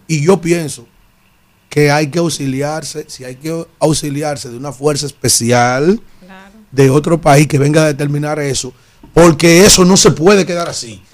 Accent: San Cristóbal, Dominican Republic; moved away; Yo estoy tan perdido de mi pueblo, de San Cristóbal

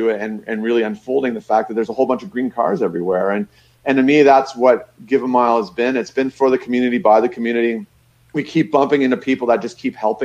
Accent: Niagara Falls, Ontario, Canada; I grew up in Niagara Falls.

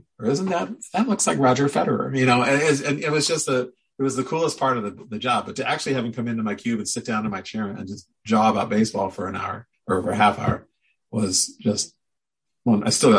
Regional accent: St. Louis, Missouri, United States; moved away as an adult; also born or lived in Portland, Oregon; now in Oregon, United States; growing up in St. Louis.

